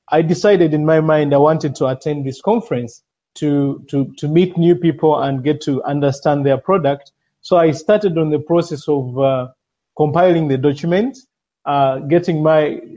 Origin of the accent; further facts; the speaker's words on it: Uganda; I'm a VoIP engineer. I've been in VoIP for over 6 years now. I'm from Uganda